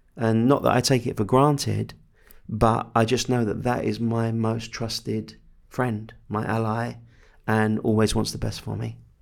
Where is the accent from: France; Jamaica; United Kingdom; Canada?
United Kingdom; England; I'm English